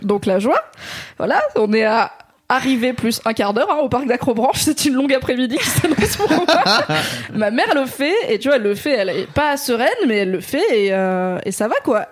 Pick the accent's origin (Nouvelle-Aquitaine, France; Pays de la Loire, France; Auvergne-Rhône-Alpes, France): Auvergne-Rhône-Alpes, France; Drôme; dans la Drôme là où j'ai grandi